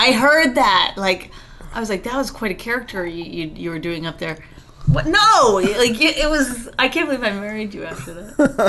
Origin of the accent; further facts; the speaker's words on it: Canada; I grew up in Canada. That's our national pastime.